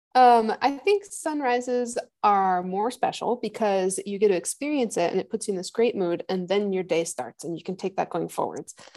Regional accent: Midwest, United States; moved away as an adult; also born or lived in Rocky Mountains (PhD); I grew up in the Midwest, which is like flat corn land

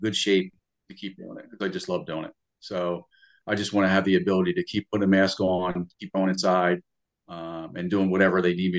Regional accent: New Jersey, United States; moved away; I grew up in New Jersey

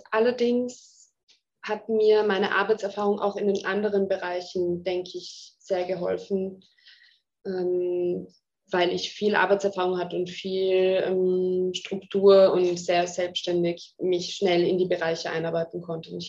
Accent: Zurich, Switzerland; Ich bin in Zürich aufgewachsen.

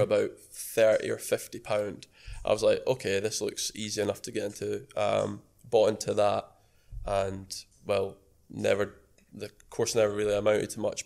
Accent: Edinburgh, Scotland, United Kingdom; I'm 22 from Edinburgh.

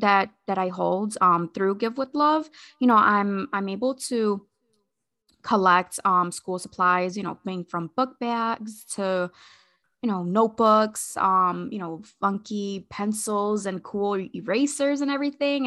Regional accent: Hartford, Connecticut, United States; moved away as an adult; also born or lived in Agawam, Massachusetts; now in Massachusetts, United States; I'm originally from Hartford, Connecticut.

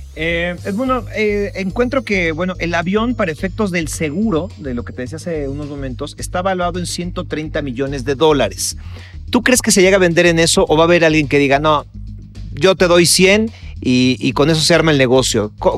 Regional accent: Mexico; como mexicano

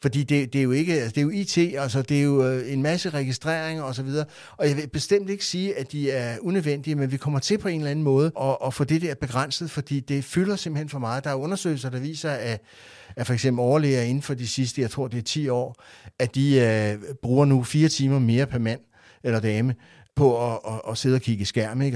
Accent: Rødovre, Capital Region of Denmark, Denmark; Jeg voksede op i Rødovre

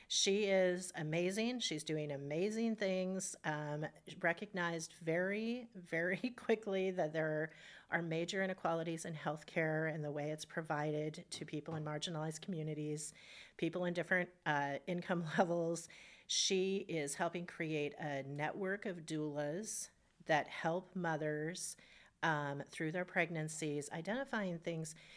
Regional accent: Spokane, Washington, United States; I grew up in Hilliard

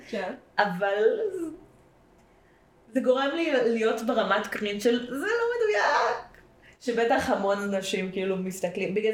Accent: Central District, Israel; אני אה, גדלתי תקופה בעמק חפר, אז יש את גבעת חיים איחוד ומאוחד.

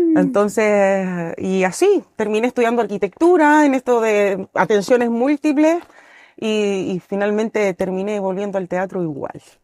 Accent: Santiago, Santiago Metropolitan Region, Chile; moved away as an adult; also born or lived in Mendoza, Argentina; now in Pucón, Chile; yo originalmente soy de Santiago, nacida y criada en la capital

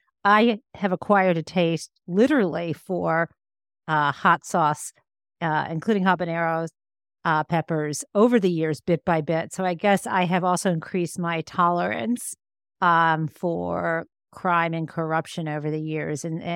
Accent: Midwest, United States; I grew up in the 70s and 80s, and I grew up in the Midwest in a fairly conservative area. Upper middle class, where the moms worked from home.

